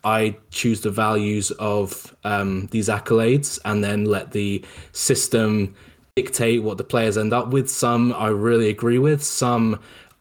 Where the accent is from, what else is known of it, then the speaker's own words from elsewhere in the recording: England, United Kingdom; I'm not American, I'm from England.